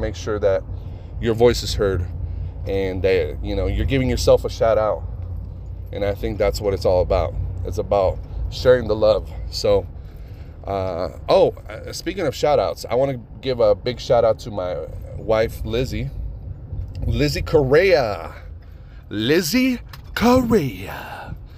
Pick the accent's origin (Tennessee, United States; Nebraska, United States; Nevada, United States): Nevada, United States; Reno; I grew up with Doughboy in Reno.